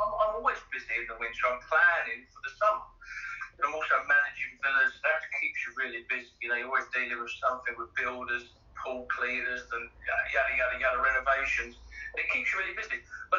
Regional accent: Ibiza, Balearic Islands, Spain; also born or lived in London / Dubai / Barcelona; So I lived back in my hometown, Brian, lived in London, lived in Dubai, lived in Barcelona. So from Barcelona, then Dubai. And then I was like, right, I'm going home. And I knew, home meaning Ibiza

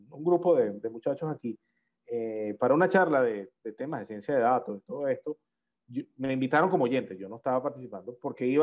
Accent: Venezuela; nosotros los venezolanos. nosotros como venezolanos es

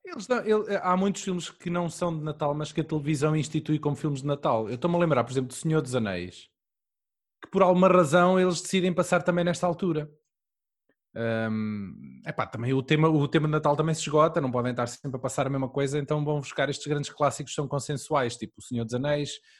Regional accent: Aveiro district, Centro, Portugal; eu sou do, distrito de Aveiro

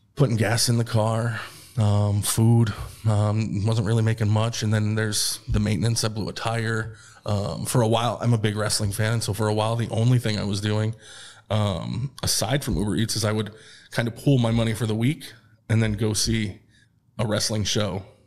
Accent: Troy, New York, United States; moved away as an adult; now in Austin, United States; we're from Troy, New York

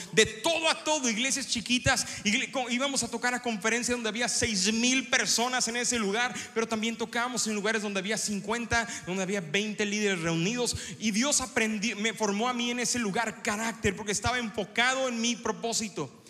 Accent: Ciudad Victoria, Tamaulipas, Mexico; moved away; visitábamos Ciudad Victoria, donde yo nací, entonces la llevé a mi pueblo

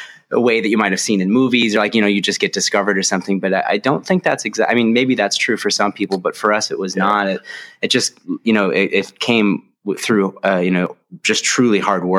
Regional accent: Buffalo, New York, United States; the three original members, which is myself, David Loss, who's our guitar player and keyboardist, and our bass player, Evan McFadden, all from Buffalo, New York, you know, born and raised there.

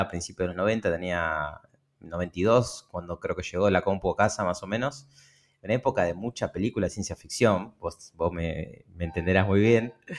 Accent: Lomas de Zamora, Buenos Aires Province, Argentina; en el fondo de mi casa, en Lomas de Zamora, nací en Lomas de Zamora, en, acá en Buenos Aires, en el conurbano bonaerense

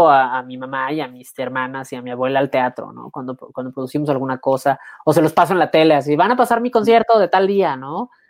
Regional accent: Mexico

